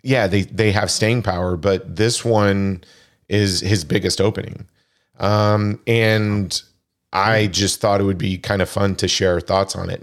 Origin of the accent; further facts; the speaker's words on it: Wichita, Kansas, United States; growing up in Wichita, Kansas